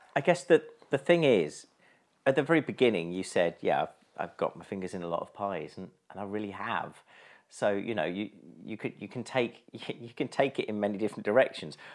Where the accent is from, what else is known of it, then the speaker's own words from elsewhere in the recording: East Sussex, South East England, United Kingdom; I grew up in East Sussex